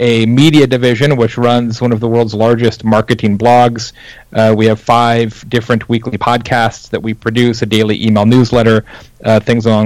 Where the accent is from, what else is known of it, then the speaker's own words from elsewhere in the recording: Midwest, United States; I'm from the Midwest originally